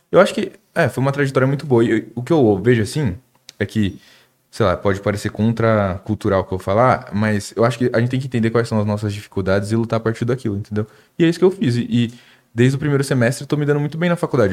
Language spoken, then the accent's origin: Portuguese; Suzano, São Paulo, Brazil; eu sou de Suzano